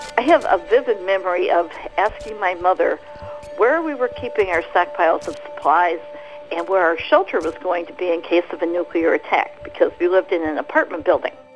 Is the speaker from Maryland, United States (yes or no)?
no; Gary, Indiana, United States; I grew up in the 50s in Gary, Indiana